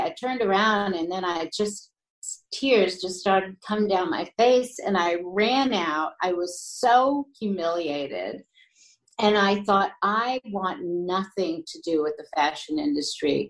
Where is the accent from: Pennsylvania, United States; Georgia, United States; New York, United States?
New York, United States; I was born and raised in New York